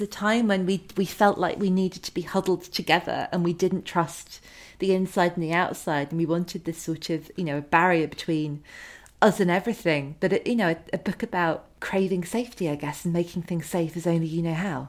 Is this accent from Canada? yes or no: no; United Kingdom; as a British teenager